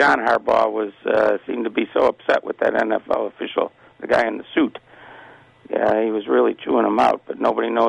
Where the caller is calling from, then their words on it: Detroit, Michigan, United States; calling from Detroit.